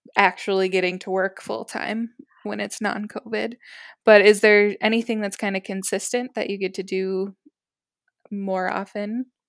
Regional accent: United States; I'm an American

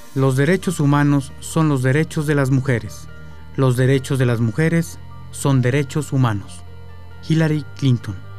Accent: Cuauhtémoc, Chihuahua, Mexico; Yo vengo de una ciudad que se llama Coctemoc. Este, está a una hora de Chihuahua

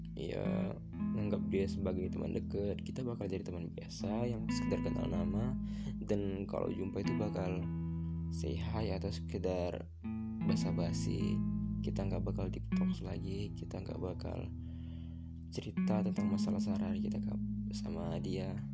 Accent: Medan, North Sumatra, Indonesia; Asal aku dari Medan

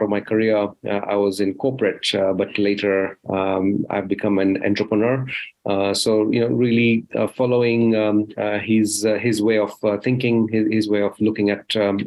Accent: Rift Valley, Kenya; moved away; also born or lived in United Kingdom; I was born in Kenya in the Rift Valley. That's why I had my early childhood, and I've spent half my life outside Africa, in the UK

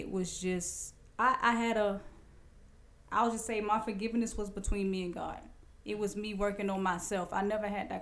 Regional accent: Savannah, Georgia, United States; born and raised in Savannah, Georgia. I went to high school at Savannah High. Raised on the east side of Savannah

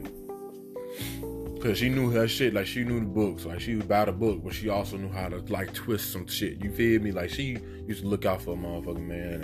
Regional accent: Chicago, Illinois, United States; moved away as an adult; I'm originally from Chicago

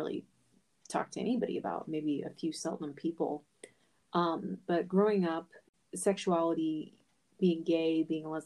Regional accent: Midwest, United States; I was born in the Midwest

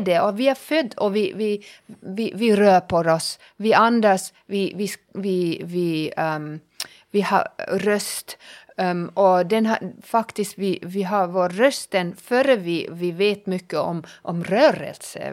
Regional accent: Germany; first language German; Swedish is a second language; moved away as an adult; also born or lived in Finland; now in Pargas, Finland; jag är tysk

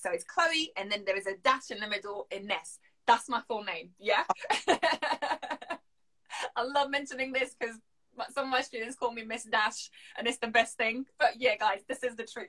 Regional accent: Lille, Hauts-de-France, France; accent: French; first language French; English is a second language; moved away as an adult; now in London, United Kingdom; I'm from Lille, the north of France

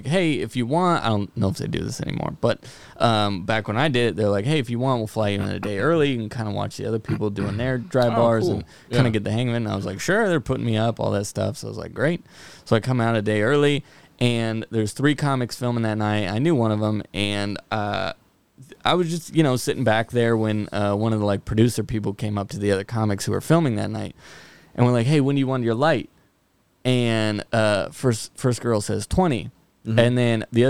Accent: Fresno, California, United States; I'm from Fresno.

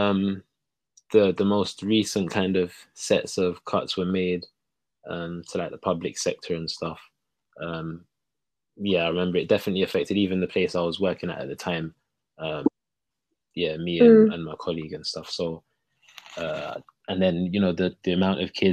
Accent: London, United Kingdom; being from Hackney, you know, poses its own kind of issues, I guess, growing up, especially like a young Black boy

